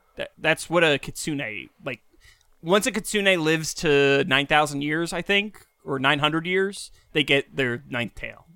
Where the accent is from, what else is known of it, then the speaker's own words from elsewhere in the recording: New York, United States; as a New Yorker